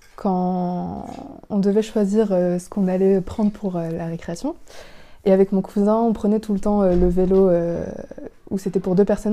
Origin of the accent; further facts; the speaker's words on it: France; Je suis vietnamienne, cambodgienne et française